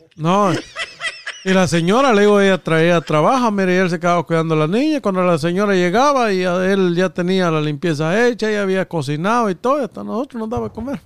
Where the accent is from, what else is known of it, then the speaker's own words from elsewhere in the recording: Guatemala; now in United States; nosotros, lo, los guatemaltecos